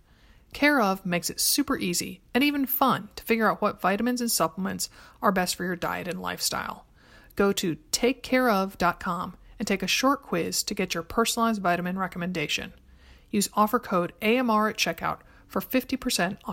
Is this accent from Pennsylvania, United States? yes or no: no; Stamford, Connecticut, United States; moved away; I grew up in Stamford, Connecticut, where my parents still live